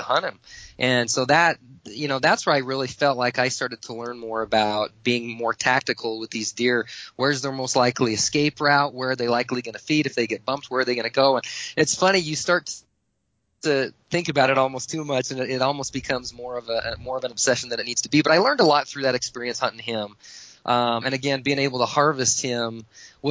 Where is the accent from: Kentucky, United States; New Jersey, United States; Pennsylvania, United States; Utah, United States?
Utah, United States; Southern; I had friends of mine that I grew up with in Southern Utah